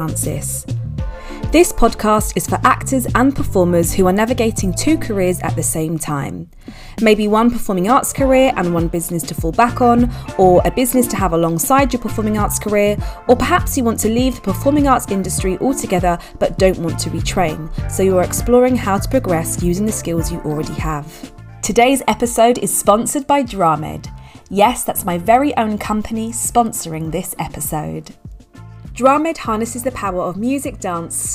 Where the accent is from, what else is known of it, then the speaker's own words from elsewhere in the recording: London, United Kingdom; we're from the same part of London, UK